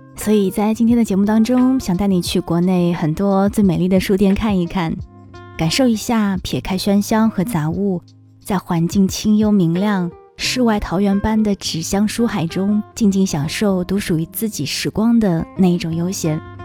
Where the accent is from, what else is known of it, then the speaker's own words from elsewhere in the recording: Shanghai, China; 作为一个土生土长的上海人